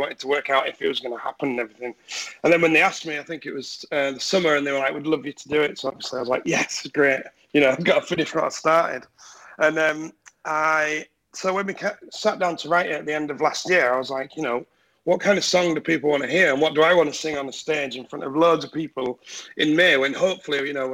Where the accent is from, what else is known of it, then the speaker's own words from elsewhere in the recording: Yorkshire Dales, Yorkshire and the Humber, United Kingdom; moved away as an adult; now in London, United Kingdom; I'm from the Yorkshire Dales originally, but I've been down here for about 12 years.